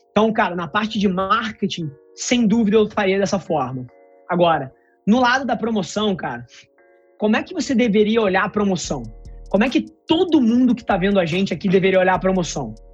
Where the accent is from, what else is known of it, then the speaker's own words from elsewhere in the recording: Cabo Frio, Rio de Janeiro, Brazil; sou aqui de Cabo Frio, vi que você tá, pô, pela cidade